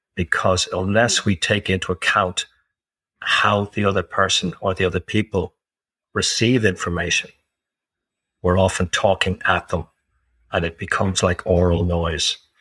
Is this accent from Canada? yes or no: no; Ireland; I'm Irish, living in Ireland. I've lived in several other countries.